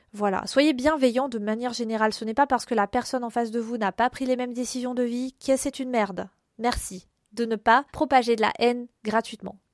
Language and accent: French; France; Nous, les Français